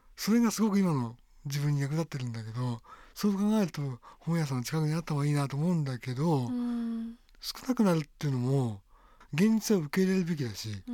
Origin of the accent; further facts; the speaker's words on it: Asagaya, Tokyo, Japan; 僕の地元の、はい、でも阿佐ヶ谷っていう町があるんですけど